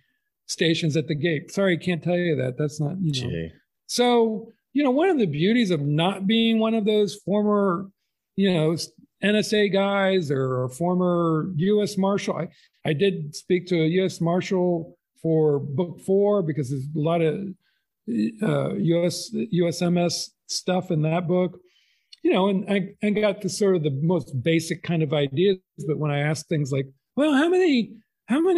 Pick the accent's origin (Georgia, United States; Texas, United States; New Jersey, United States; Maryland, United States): Texas, United States; I was born in Texas